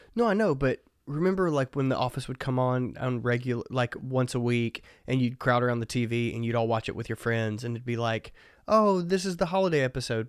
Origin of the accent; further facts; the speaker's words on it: Mississippi, United States; I grew up in the woods of Mississippi.